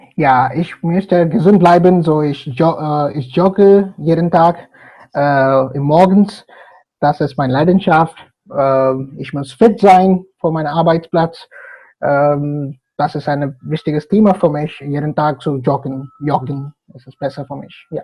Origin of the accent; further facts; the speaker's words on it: Hyderabad, Telangana, India; German is a second language; moved away as an adult; also born or lived in Bonn, Germany / Bangalore, India; now in Germany; Ich komme aus Hyderabad